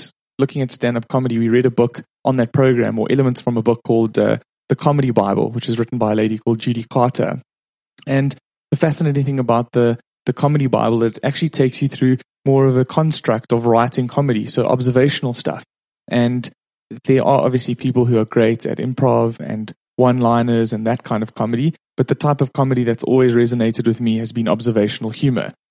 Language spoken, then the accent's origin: English; South Africa; I'm from South Africa. That's why I have this strange accent.